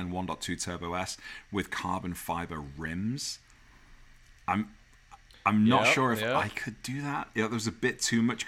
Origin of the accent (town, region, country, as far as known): United Kingdom; accent: British; now in United States